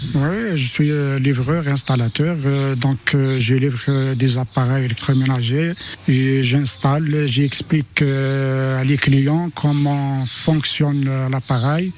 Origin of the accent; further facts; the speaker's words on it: Algeria; moved away as an adult; now in France; je suis venu de l'Algérie. Euh, j'ai 4 ans ici en France.